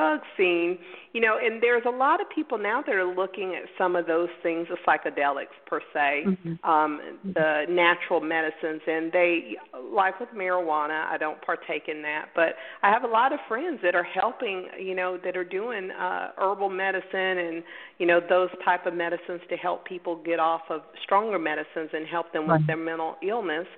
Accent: Pensacola, Florida, United States; I was born in Pensacola, Florida. You know, we're in the Bible Belt

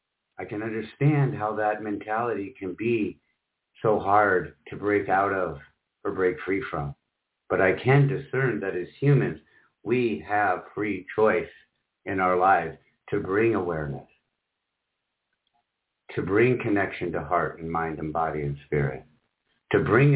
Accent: Michigan, United States; also born or lived in Iowa / South Carolina; now in Orlando, United States; And she grew up in Spokane and I grew up in Michigan, Iowa, and spent a little time in South Carolina. Somehow we both ended up in Orlando, Florida.

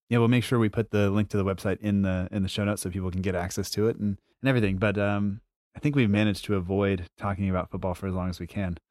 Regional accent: United States; as an American fan

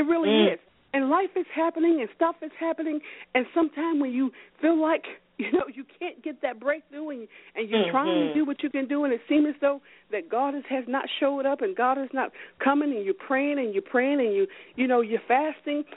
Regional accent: High Point, North Carolina, United States; now in New Jersey, United States; I was raised in High Point, North Carolina

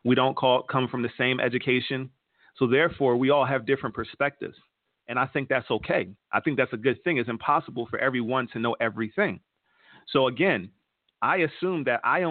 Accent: Philadelphia, Pennsylvania, United States; now in Atlanta, United States; Atlanta, where I live right now, I'm from Philadelphia, Pennsylvania, currently live right outside of Atlanta

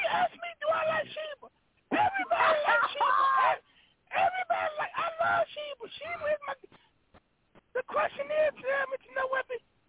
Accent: Compton, California, United States; from Compton.

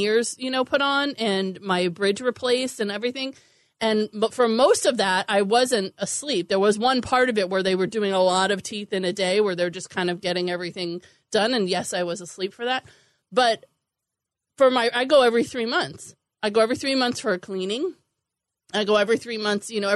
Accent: Long Island, New York, United States; now in California, United States; I was growing up in New York in Long Island

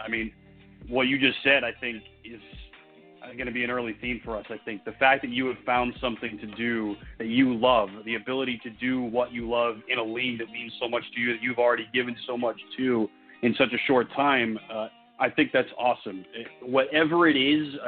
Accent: Raleigh, North Carolina, United States; born or raised there; moved away as an adult; also born or lived in Evanston, Illinois; now in Overland Park, United States

